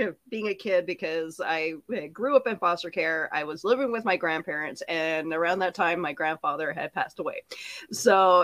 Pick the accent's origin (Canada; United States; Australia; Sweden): Canada; I am Canadian